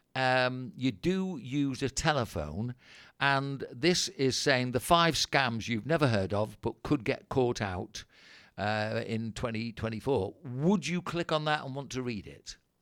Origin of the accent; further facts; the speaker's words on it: England, United Kingdom; I'm English, that's what I am